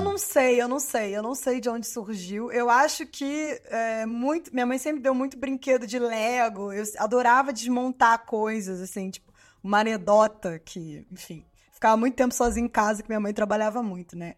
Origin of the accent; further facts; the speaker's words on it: Rio de Janeiro, Brazil; moved away as an adult; also born or lived in São João de Meriti; now in France; eu nasci em São João de Meriti, na Baixada Fluminense né, a zona metropolitana do Rio de Janeiro. Mas eu morava, eu cresci, né? Foi na Fazenda Botafogo